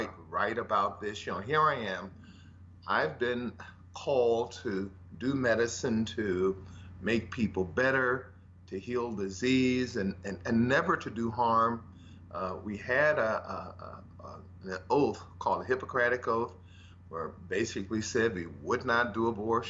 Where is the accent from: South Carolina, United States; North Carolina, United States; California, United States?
California, United States; Los Angeles; I grew up in South Central Los Angeles, rather humble beginnings